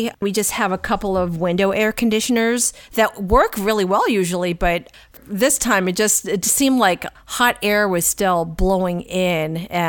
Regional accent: Midwest, United States; now in Portland, United States; I'm from the Midwest.

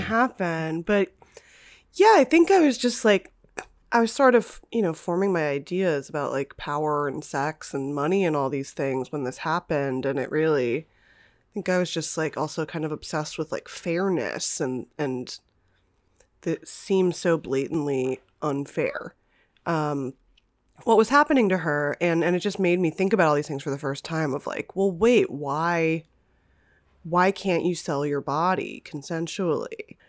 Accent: Los Angeles, California, United States; I am from Los Angeles

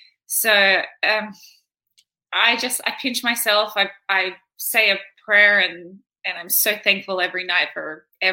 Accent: Campbelltown, New South Wales, Australia; I grew up in Campbelltown, which is like western suburbs of Sydney, I think. But I moved around a lot. So I stayed in like Sydney, but around in like an hour diameter.

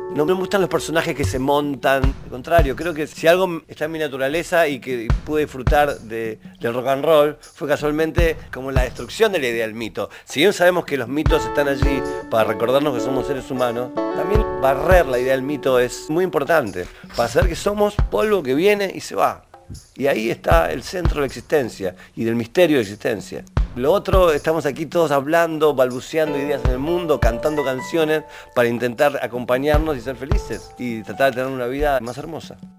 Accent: Rosario, Santa Fe, Argentina; cuando eras chico en Rosario.

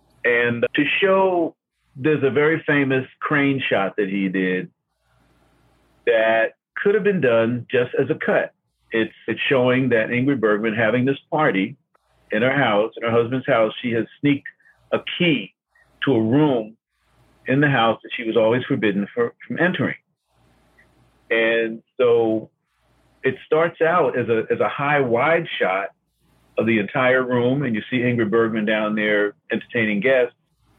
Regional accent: New York, United States; Oh, I remember I first saw it on $1 Million Movie when I was growing up in New York.

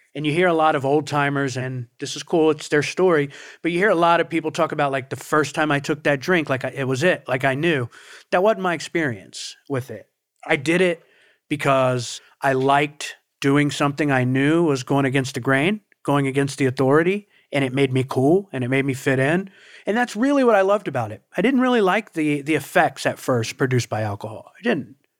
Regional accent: Portsmouth, Ohio, United States; moved away as an adult; also born or lived in Huntington, West Virginia; now in South Florida, United States; I'm from Portsmouth, Ohio is where I was, you know, raised from four years old on

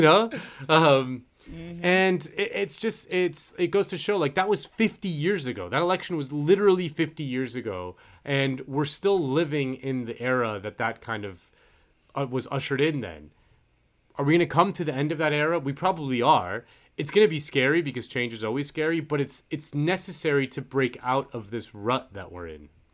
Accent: Florida, United States; moved away; I'm from Florida, so all my friends are back at home in Florida

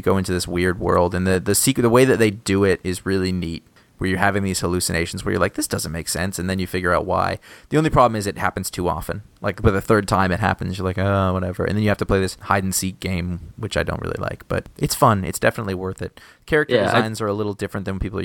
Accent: Maine, United States; moved away; my home state of Maine

